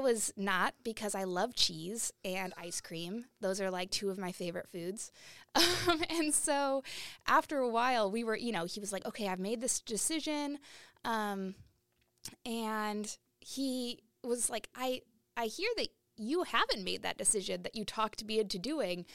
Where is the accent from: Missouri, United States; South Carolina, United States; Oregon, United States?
Oregon, United States; Portland; I grew up in Portland, Oregon